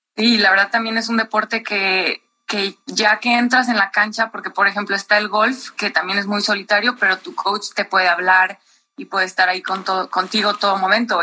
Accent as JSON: {"language": "Spanish", "country": "Mexico", "said": "como somos mexicanos"}